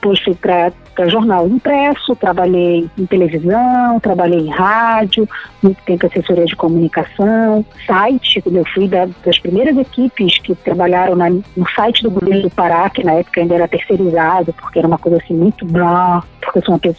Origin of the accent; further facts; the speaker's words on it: Pará, Brazil; Eu sou paraense, né?